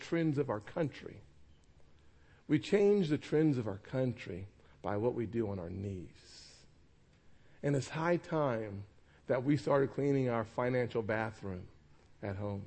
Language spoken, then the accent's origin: English; North Charleston, South Carolina, United States; also born or lived in Washington; I'm from North Charleston, the holy city of North Charleston